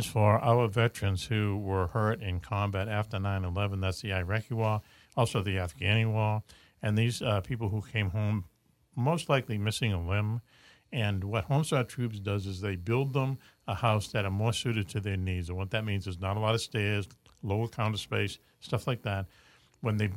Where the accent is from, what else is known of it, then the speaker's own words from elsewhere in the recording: Boston, Massachusetts, United States; as a kid growing up in Dorchester